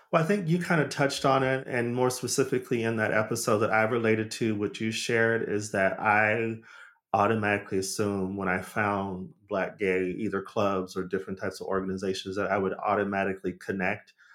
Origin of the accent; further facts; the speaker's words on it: Arizona, United States; moved away as an adult; also born or lived in Los Angeles; I'm from Arizona, but I, I moved to L A as a young adult